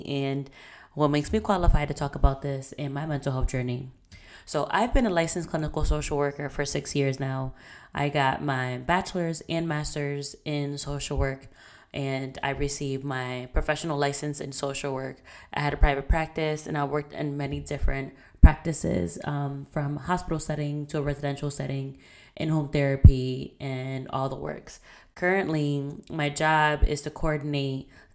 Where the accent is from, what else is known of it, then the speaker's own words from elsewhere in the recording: Puerto Rico; now in Boston, United States; I am Puerto Rican and Dominican. I was born in Puerto Rico. I currently live in Boston.